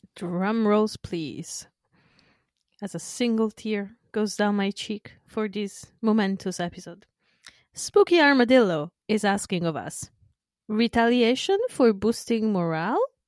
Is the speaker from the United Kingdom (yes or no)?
no; northern Italy, Italy; moved away; my hometown in the north